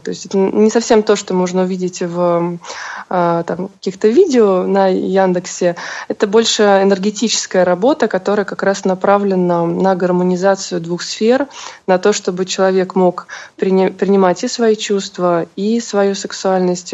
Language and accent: Russian; Saint Petersburg, Russia; moved away as an adult; now in Moscow, Russia; Вообще я родилась в Петербурге и всю жизнь прожила там, э, и где-то около шести лет назад я решила уехать в Москву